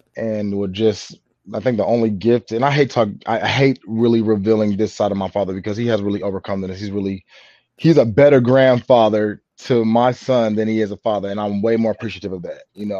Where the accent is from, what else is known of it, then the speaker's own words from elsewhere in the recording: San Diego, California, United States; now in Los Angeles, United States; I'm born and raised in San Diego